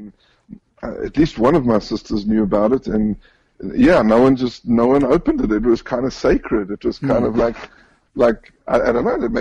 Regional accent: Johannesburg, Gauteng, South Africa; born or raised there; moved away as an adult; now in Israel

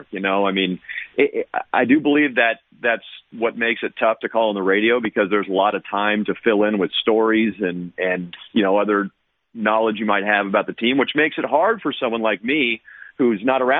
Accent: Oakland, California, United States; I'm an Oakland native and I grew up going to A's games

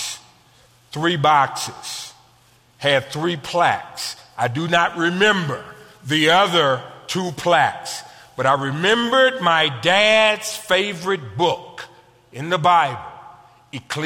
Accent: United States; I'm from America.

